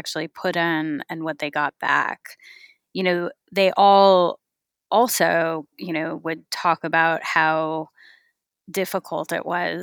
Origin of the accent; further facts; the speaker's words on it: California, United States; I grew up in California